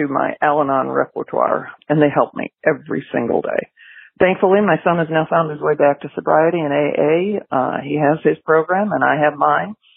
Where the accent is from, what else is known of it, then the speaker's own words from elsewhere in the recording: Milford, Michigan, United States; now in Florida, United States; I grew up out in Milford, Michigan, which is not far from Ann Arbor